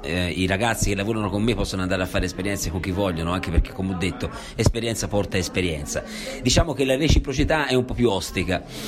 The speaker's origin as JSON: {"language": "Italian", "country": "Italy", "tie": "born or raised there", "moved": "as an adult", "said": "ho scelto di tornare a Borgo, da dove sono partito, quindi questo è il mio paese, sono nato, ci ho vissuto, adesso ci sono tornato"}